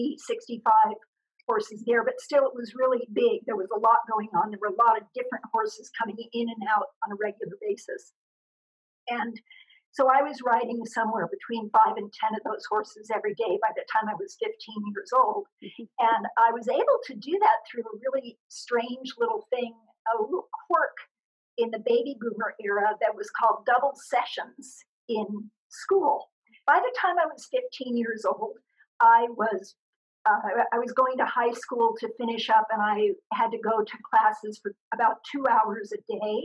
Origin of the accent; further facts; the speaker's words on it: Scottsdale, Arizona, United States; I grew up in a very, very small town, which is now a big city. It was Scottsdale, Arizona.